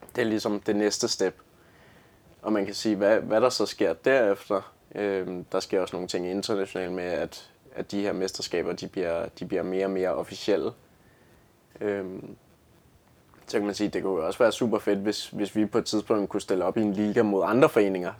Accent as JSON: {"language": "Danish", "town": "Lyngby", "region": "Capital Region of Denmark", "country": "Denmark", "said": "Jeg kommer fra Lyngby"}